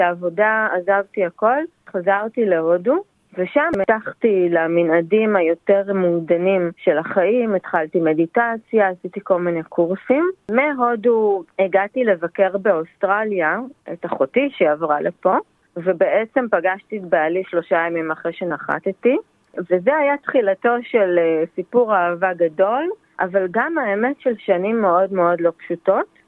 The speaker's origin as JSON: {"language": "Hebrew", "country": "Israel", "tie": "born or raised there", "also_born_or_lived": "India", "moved": "as an adult", "lives_now": "Blue Mountains, Australia", "said": "אני נולדתי בישראל וגדלתי בישראל"}